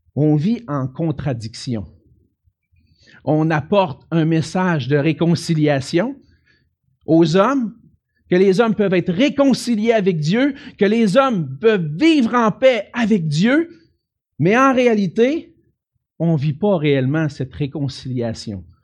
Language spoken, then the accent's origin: French; Quebec City, Quebec, Canada; je viens de Québec